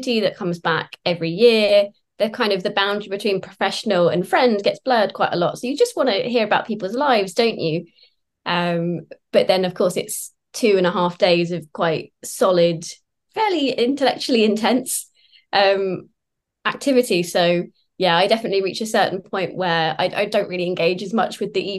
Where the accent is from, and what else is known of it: Sussex, South East England, United Kingdom; born or raised there; also born or lived in London